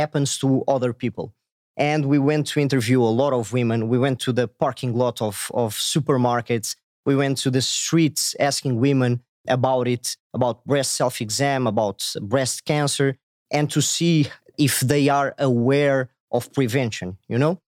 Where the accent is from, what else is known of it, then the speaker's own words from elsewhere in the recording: Portugal; I'm from Portugal, a small country in Europe.